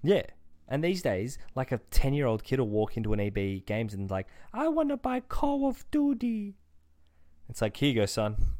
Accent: Australia; as an Australian

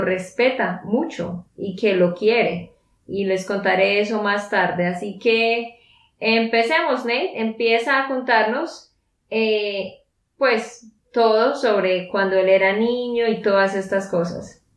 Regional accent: Santander, Colombia; de Santander, Colombia

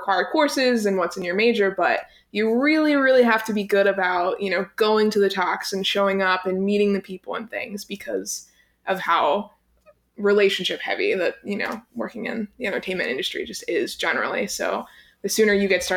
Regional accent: right outside of Pittsburgh, Pennsylvania, United States; moved away; I'm from right outside of Pittsburgh, Pennsylvania

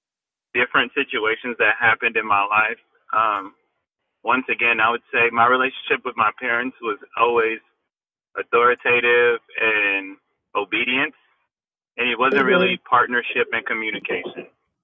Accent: Houston, Texas, United States; me growing up in Houston.

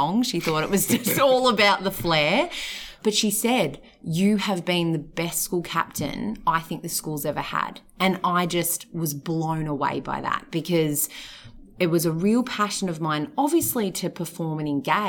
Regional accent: Mornington Peninsula, Victoria, Australia; I was born and bred on the Mornington Peninsula

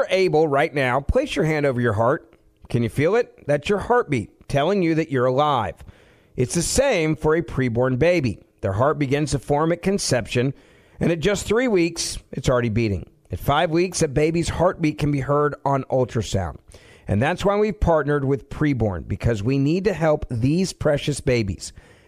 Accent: Memphis, Tennessee, United States; moved away; I had to fly back to my hometown of Memphis to check on my dad who was in the hospital.

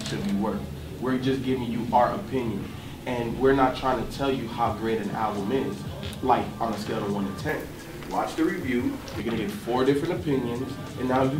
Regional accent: Florida, United States; I grew up in Florida

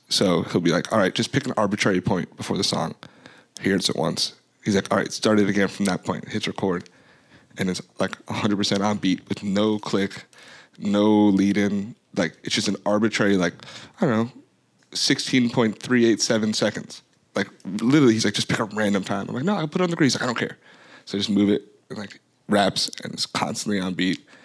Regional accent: Florida, United States; moved away as an adult; also born or lived in Queens, New York / Bronx, New York; now in Atlanta, United States; My formative years were in a really terrible place called Florida. Called Florida, and then I lived there until I was out of college

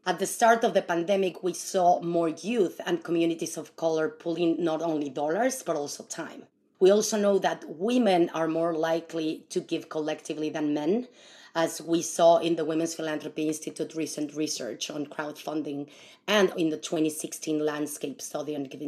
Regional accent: Mexico City, Mexico; now in San Francisco Bay Area, United States; I come from Mexico, and you know, we have the tandas there for many, many years

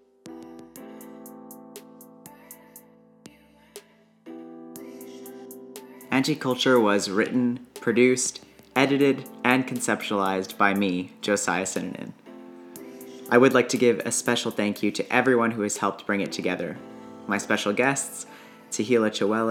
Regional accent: Alberta, Canada; I come from a mixed background, and I grew up here in Alberta

